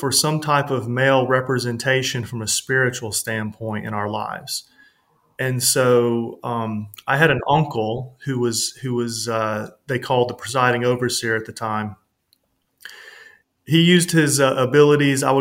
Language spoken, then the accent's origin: English; the South, United States; growing up in the South, it's considered the Bible Belt